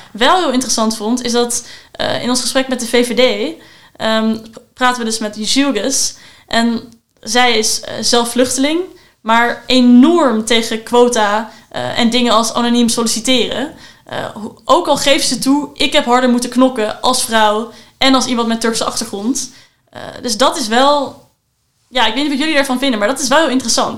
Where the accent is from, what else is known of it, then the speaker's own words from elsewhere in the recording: Amsterdam, North Holland, Netherlands; ik als Amsterdammer